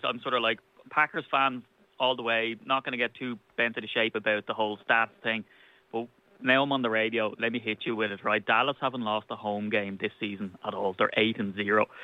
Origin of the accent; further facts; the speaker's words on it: Ireland; as an Irishman